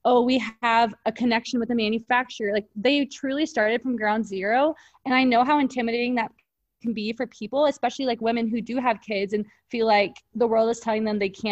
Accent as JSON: {"language": "English", "region": "Texas", "country": "United States", "tie": "born or raised there", "said": "I grew up in Texas"}